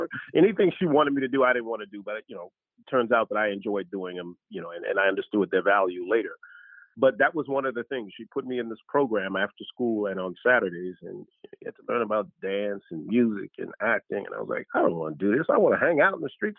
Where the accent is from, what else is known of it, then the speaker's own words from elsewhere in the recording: Washington, District of Columbia, United States; I was in D.C.